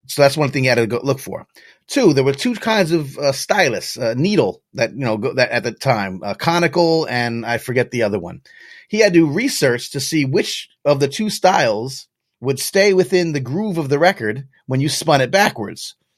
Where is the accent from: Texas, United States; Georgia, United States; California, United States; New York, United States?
New York, United States; I grew up right outside of New York City